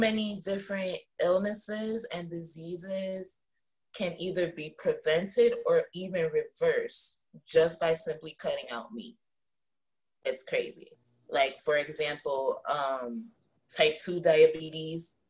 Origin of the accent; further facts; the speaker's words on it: New Jersey, United States; I'm from New Jersey.